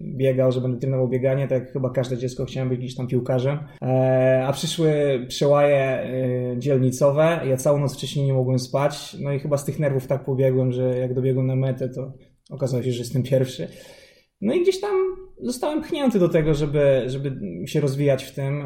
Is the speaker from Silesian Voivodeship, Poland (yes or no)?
no; Warsaw, Masovian Voivodeship, Poland; pochodzę z Warszawy